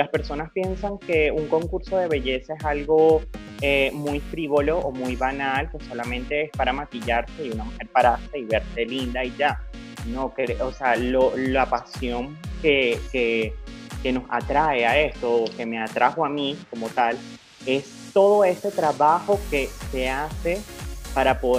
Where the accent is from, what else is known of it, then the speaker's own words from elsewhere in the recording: Venezuela; tú sabes que nosotros como venezolanos siempre hemos tenido esta cultura de las misas desde que, o desde que nacemos, crecemos, nos criamos